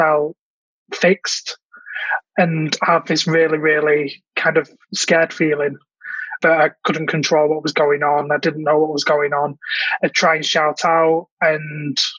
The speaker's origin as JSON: {"language": "English", "town": "Manchester", "region": "North West England", "country": "United Kingdom", "said": "I'm from Manchester in the UK"}